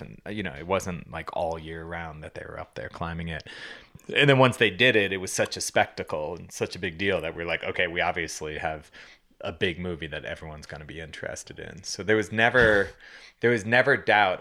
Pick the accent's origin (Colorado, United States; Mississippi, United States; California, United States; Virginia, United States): Colorado, United States; Boulder; we grew up here in Boulder